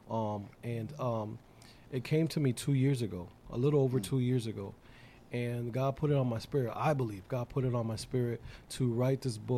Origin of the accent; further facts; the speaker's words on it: Bridgeport, Connecticut, United States; I'm second generation because I was born in Bridgeport, Connecticut